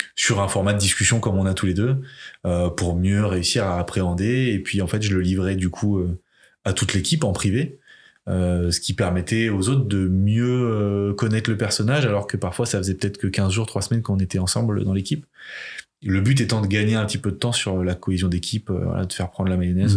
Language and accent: French; Limoges, Nouvelle-Aquitaine, France; now in Rennes, France; J'ai grandi à Limoges